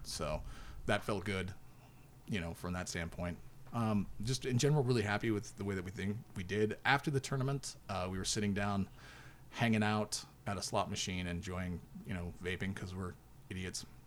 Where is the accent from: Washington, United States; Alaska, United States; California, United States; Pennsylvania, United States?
Alaska, United States; We're from Alaska